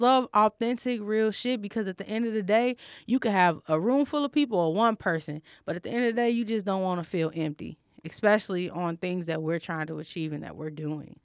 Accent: Chicago, Illinois, United States; I'm from Chicago

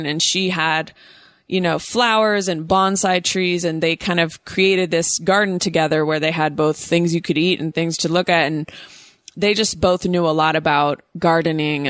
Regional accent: Oakland, California, United States; also born or lived in New York; I'm from Oakland, California, the Bay Area

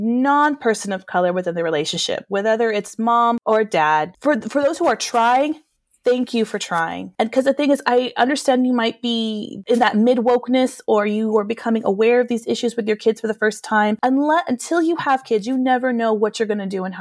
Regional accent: New Mexico, United States; we're both from New Mexico.

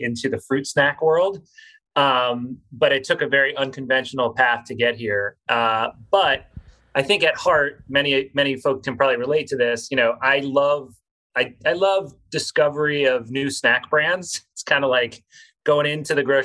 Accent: South Florida, United States; I grew up in South Florida

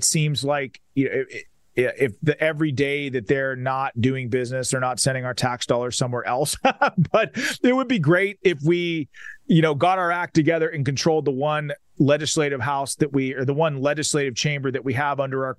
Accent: Pennsylvania, United States; my home state of the Commonwealth of Pennsylvania

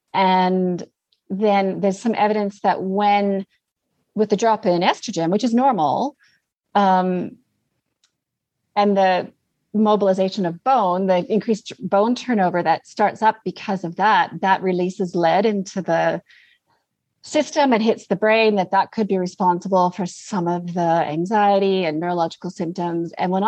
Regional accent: Canada; also born or lived in Australia / New Zealand; I'm currently in Canada. I'm Canadian, but I've been down under for a long, long time.

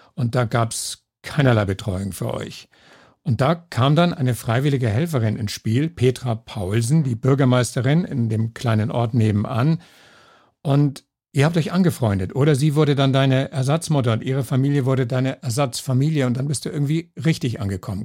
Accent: Kiel, Schleswig-Holstein, Germany; moved away as an adult; now in Salzburg, Austria; ich komme aus Kiel

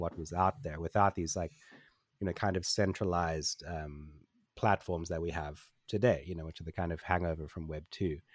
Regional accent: Port Elizabeth, Eastern Cape, South Africa; I grew up in Port Elizabeth in, in South Africa.

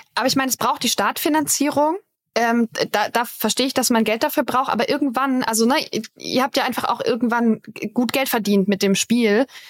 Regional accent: Karlsruhe area, Baden-Württemberg, Germany; Ich komme da aus der Gegend.

